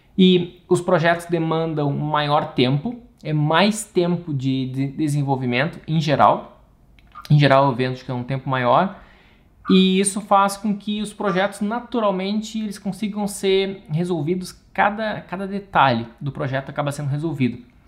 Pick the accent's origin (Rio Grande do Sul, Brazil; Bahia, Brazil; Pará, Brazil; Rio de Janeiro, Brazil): Rio Grande do Sul, Brazil; moved away as an adult; also born or lived in Italy / England; sou arquiteto, sou gaúcho